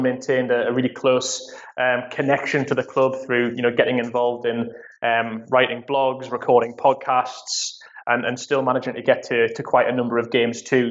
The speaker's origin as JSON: {"language": "English", "town": "Newcastle upon Tyne", "region": "North East England", "country": "United Kingdom", "tie": "born or raised there", "moved": "yes", "said": "I'm a born and bred what they call Geordies here in the UK. It's essentially someone who's from Newcastle, so they're my hometown team"}